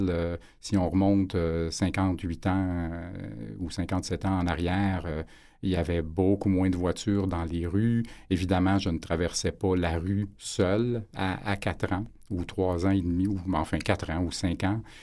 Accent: Montreal, Quebec, Canada; j'étais natif de Montréal

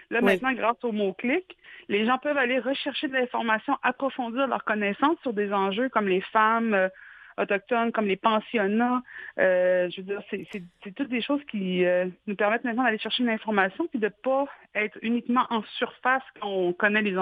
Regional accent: Quebec, Canada; je pense que si nous, en tant que Québécois, on avait passé à travers les pensionnats

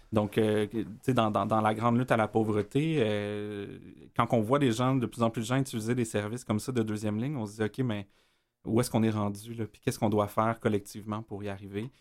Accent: Montreal, Quebec, Canada; also born or lived in Hochelaga-Maisonneuve, Montreal; je, suis un gars de l'Est de Montréal. Euh, j'ai grandi dans Rosemont, j'ai habité dans Schlaga aussi.

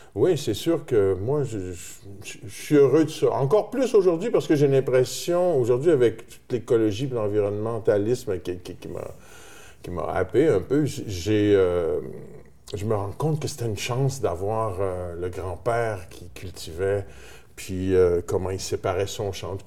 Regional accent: Terrebonne, Quebec, Canada; mon père est de, de Terrebonne, alors j'ai grandi à Terrebonne

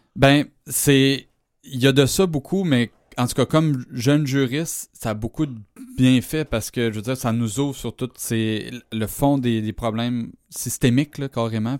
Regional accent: Amos, Quebec, Canada; j'ai grandi à Amos

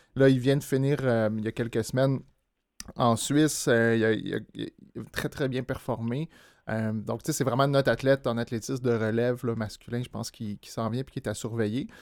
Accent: Montreal, Quebec, Canada; J'ai joué au club euh, Camo à Montréal euh, toute, mon adolescence

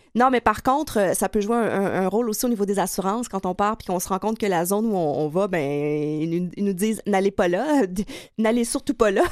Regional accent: Quebec, Canada; accent: gros accent du lac Saint-Jean; mon gros accent du lac Saint-Jean

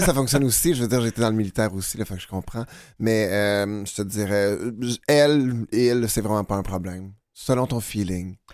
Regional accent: Boucherville, Quebec, Canada; je viens de Boucherville, Montérégie

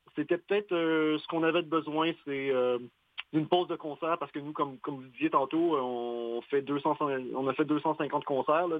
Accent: Quebec, Canada; on est québécois

